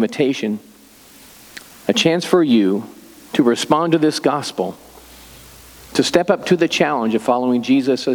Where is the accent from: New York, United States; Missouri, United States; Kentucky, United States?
Missouri, United States; Excelsior Springs; I grew up in Excelsior, so Lexington's just down the road